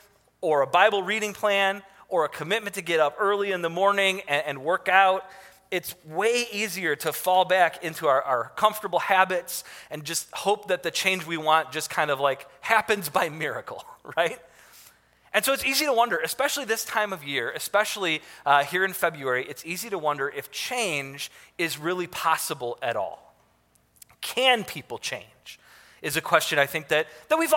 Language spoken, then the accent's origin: English; Detroit, Michigan, United States; I grew up in Detroit